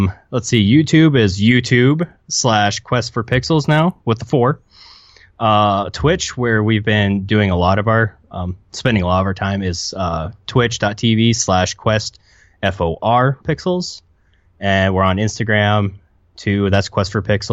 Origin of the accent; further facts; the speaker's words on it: United States; my Americanness